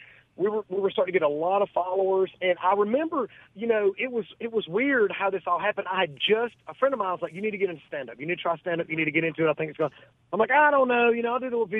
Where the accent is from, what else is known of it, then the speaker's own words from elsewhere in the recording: Gadsden, Alabama, United States; moved away as an adult; now in Munford, United States; I'm originally from Southside, this little Riverside community in Gadsden.